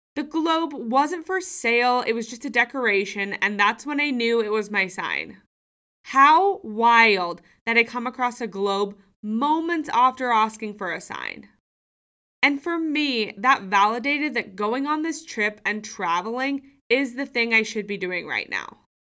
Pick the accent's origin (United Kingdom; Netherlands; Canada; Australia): Australia; Sydney, New South Wales; moved away as an adult; also born or lived in United States; I've moved home from the U S back to my hometown of Sydney, Australia